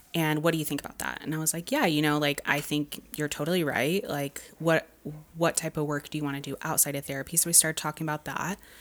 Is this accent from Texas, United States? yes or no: yes; Dallas, Texas, United States; now in Los Angeles, United States; I'm from Dallas